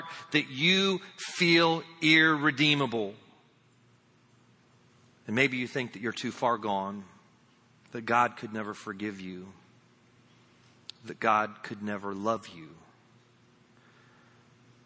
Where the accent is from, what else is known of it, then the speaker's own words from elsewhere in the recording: Indiana, United States; moved away; also born or lived in Lakeland, Florida; I'm from Indiana